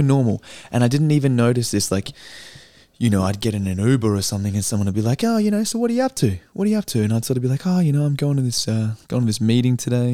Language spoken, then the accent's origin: English; Australia; I'm an Aussie